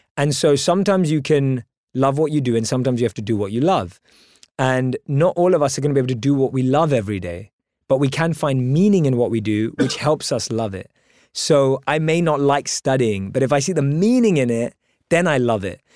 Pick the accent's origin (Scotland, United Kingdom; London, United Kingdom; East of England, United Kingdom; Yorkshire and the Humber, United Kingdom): London, United Kingdom; Born and raised in London